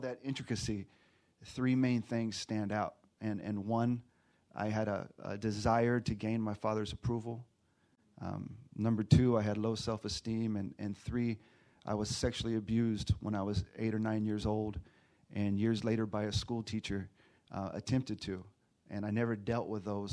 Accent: Texas, United States; moved away; also born or lived in Los Angeles / Riverside County; I'm from Texas, been staying in LA, and now I'm in Riverside County

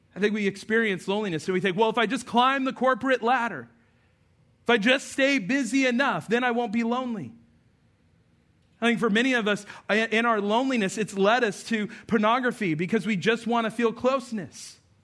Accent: Albuquerque, New Mexico, United States; I remember growing up in Albuquerque, New Mexico

